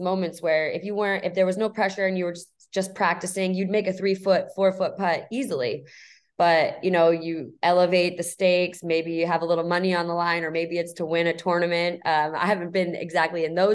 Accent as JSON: {"language": "English", "region": "East Coast", "country": "United States", "moved": "as an adult", "lives_now": "San Diego, United States", "said": "I'm originally from the East Coast, moved out to San Diego about 5 years ago now"}